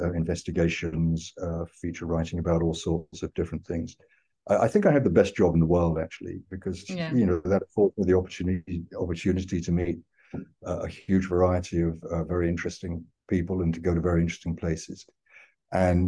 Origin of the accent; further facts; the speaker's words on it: London, United Kingdom; I was born in London, grew up in London, I've always lived in London